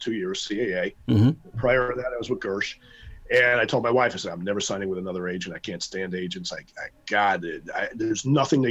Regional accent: New York City, New York, United States; I'm from Brooklyn

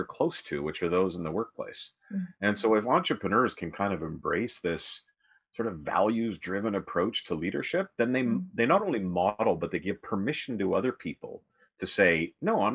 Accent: Western Canada, Canada; now in Toronto, Canada; I grew up in Western Canada, and now I live in Toronto.

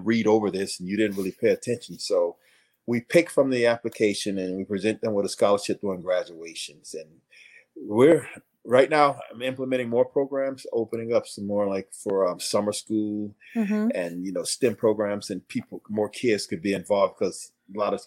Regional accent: Hallandale Beach, Florida, United States; also born or lived in Michigan / Buffalo; Growing up in Hallandale, that's like I said, it wasn't suburban

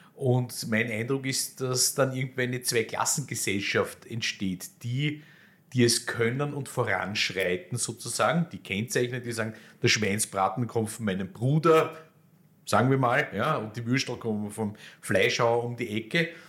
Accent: Vienna, Austria; als Wiener

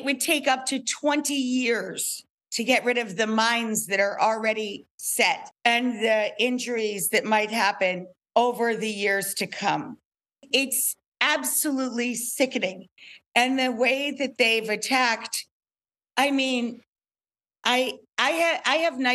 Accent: upstate New York, United States; I am a stupid cook from upstate New York.

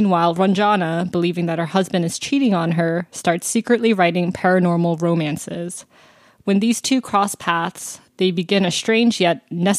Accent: the South, United States; I'm from the South.

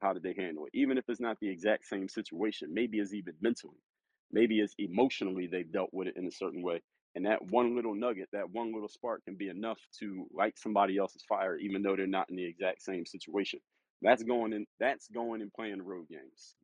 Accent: Philadelphia, Pennsylvania, United States; I'm actually from Philadelphia

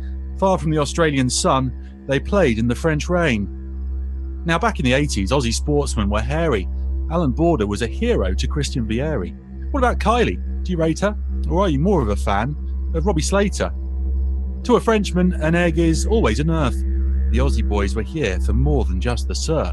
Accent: England, United Kingdom; moved away; Growing up in England meant neighbours and home and away.

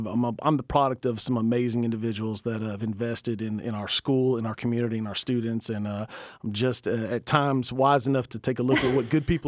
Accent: Georgia, United States; I grew up in Middle Georgia had just different aspirations for what I wanted

